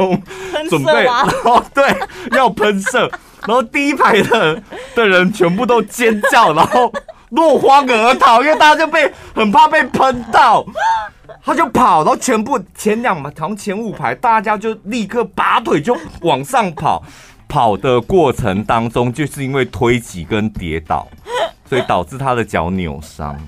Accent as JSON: {"language": "Chinese", "country": "Taiwan", "also_born_or_lived": "Taipei", "said": "我台湾人呗。"}